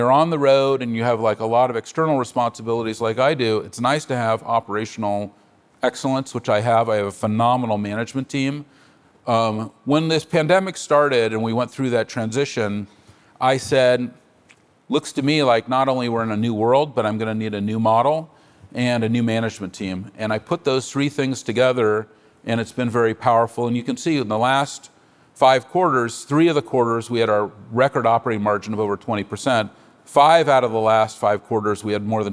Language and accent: English; San Francisco, California, United States; I'm a native San Franciscan. I was born on Divisadero Street